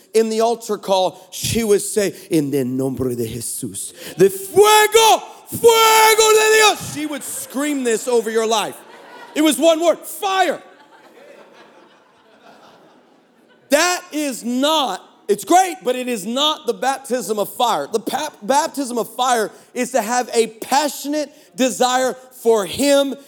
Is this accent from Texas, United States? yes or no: yes; Texas, United States; we're from Texas